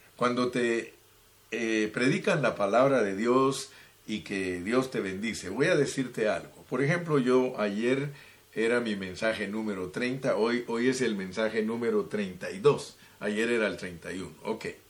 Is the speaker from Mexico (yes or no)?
no; Guatemala; moved away; mi país, Guatemala, de donde nací, más bien dicho.